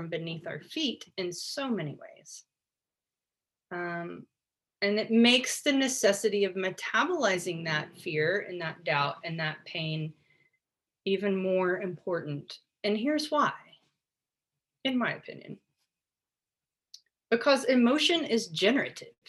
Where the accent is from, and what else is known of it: United States; born or raised there